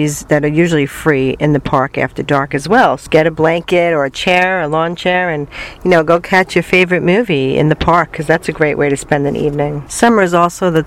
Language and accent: English; New York City, New York, United States; moved away as an adult; I came from New York City